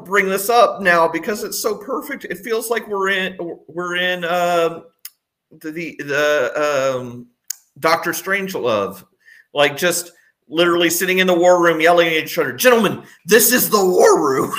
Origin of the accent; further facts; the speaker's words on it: Texas, United States; I grew up in Texas